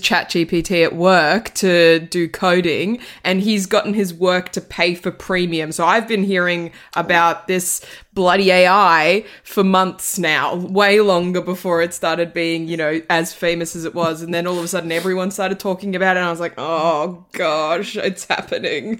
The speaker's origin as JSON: {"language": "English", "country": "Australia", "said": "as an Australian"}